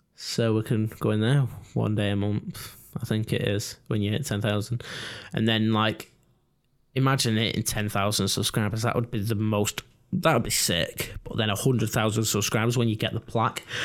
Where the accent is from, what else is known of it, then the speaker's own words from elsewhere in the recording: England, United Kingdom; us English people